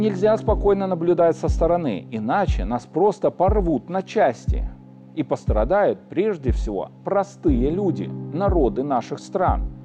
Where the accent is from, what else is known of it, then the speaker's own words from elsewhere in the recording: Belarus; мы, белорусы, наша Беларусь